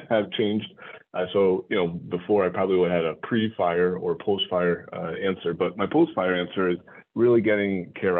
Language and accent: English; Connecticut, United States; moved away as an adult; also born or lived in New York City area / Brockton, Massachusetts; New England guy, born and raised in Connecticut